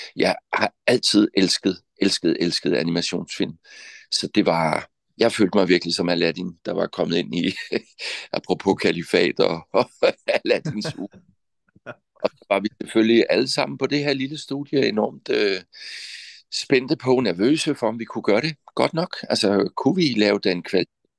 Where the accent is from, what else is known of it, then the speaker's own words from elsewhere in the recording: Southern Jutland, Southern Denmark, Denmark; Men født og opvokset i Sønderjylland, det betyder meget for mig at sige